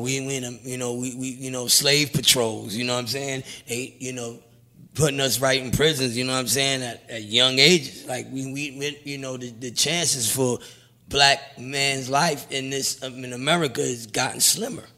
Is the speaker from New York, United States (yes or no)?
yes; New York City, New York, United States; I'm from Brownsville